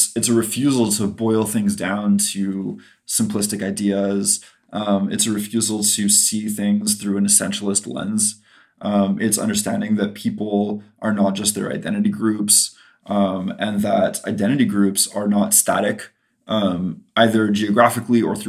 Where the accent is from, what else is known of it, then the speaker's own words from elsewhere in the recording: Canada; there's two L's in cancelled because we're Canadian